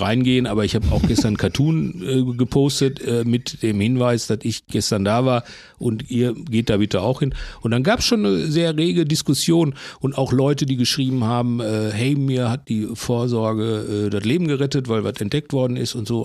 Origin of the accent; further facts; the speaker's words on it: Bochum, North Rhine-Westphalia, Germany; ich komme aus Bochum